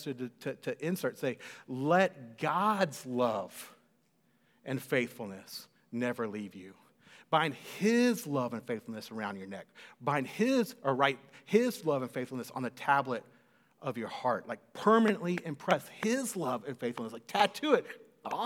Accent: Cedar Park, Texas, United States; also born or lived in College Station, Texas; the house that I grew up in Cedar Park

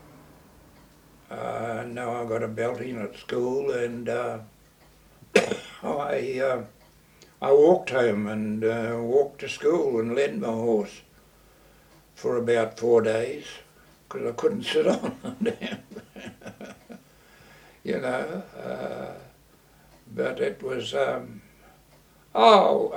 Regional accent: Gisborne, New Zealand; I came from Gisborne. And, early life was very good.

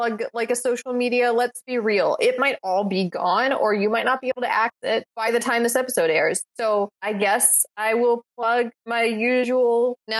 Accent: Ocean Springs, Mississippi, United States; born or raised there

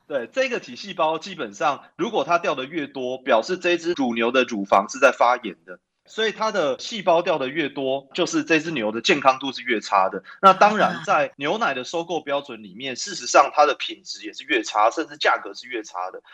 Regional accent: Taipei, Taiwan; 我从小是在台北长大

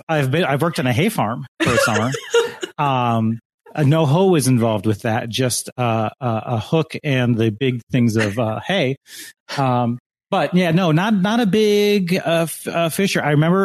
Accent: Lake Michigan, Midwest, United States; I have gone fishing growing up on Lake Michigan.

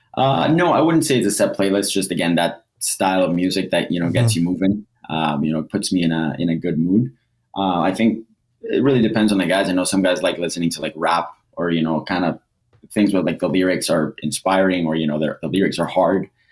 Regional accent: Edmonton, Alberta, Canada; also born or lived in Costa Rica / Toronto; I was born in Costa Rica. I moved to Edmonton or Toronto when I was about seven or eight. Lived there for two years. Moved to Edmonton. Went through high school and everything here

